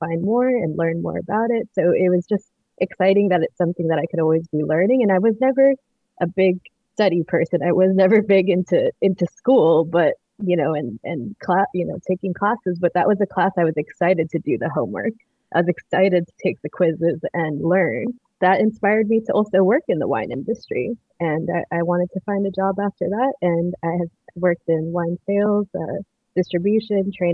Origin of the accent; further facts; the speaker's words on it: Miami, Florida, United States; I grew up in Miami, like a very hot, humid place